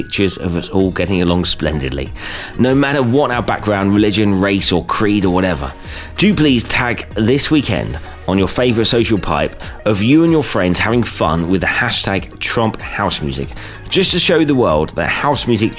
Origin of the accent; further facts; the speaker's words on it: United Kingdom; As a Brit